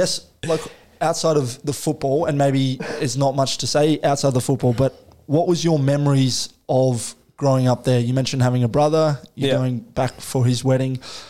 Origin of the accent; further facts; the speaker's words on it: Melbourne, Victoria, Australia; born and growing up in Melbourne.